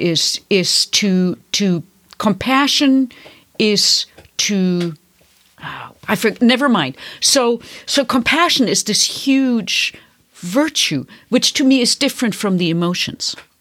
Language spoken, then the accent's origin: English; Bavaria, Germany; moved away; I come from Catholic Bavaria